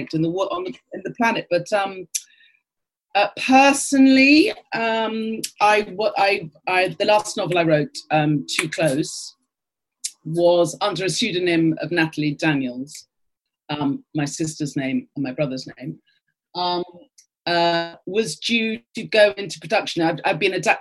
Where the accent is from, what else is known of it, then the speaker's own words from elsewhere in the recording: London, United Kingdom; I was brought up in Archway